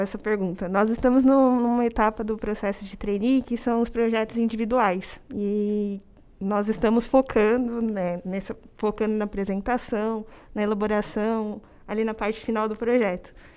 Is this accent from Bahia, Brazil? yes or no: no; Campinas, São Paulo, Brazil; moved away as an adult; now in São Paulo, Brazil; sou natural de Campinas, no interior de São Paulo